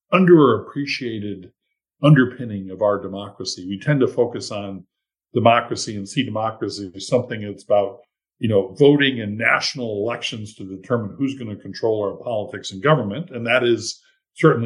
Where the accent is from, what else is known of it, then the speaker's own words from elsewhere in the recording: Mason, Michigan, United States; My hometown of Mason, Michigan